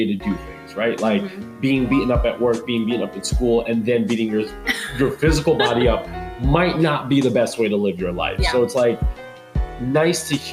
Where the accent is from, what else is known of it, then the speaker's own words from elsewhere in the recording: New York, United States; I'm from New York, so skinny, Upper East Side